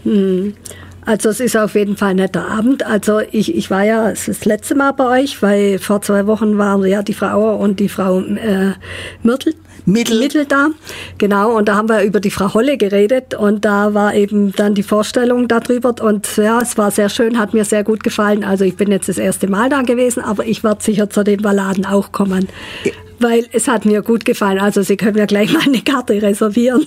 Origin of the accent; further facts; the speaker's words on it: Ulm, Baden-Württemberg, Germany; ich gebürtige Ulmerin bin